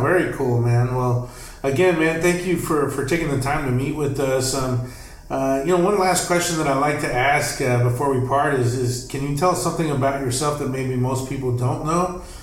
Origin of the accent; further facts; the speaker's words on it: Texas, United States; now in Los Angeles, United States; I'm from Texas